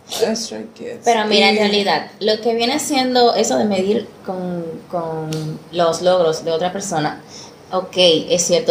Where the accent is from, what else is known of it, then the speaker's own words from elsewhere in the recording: Dominican Republic; Así somos los dominicanos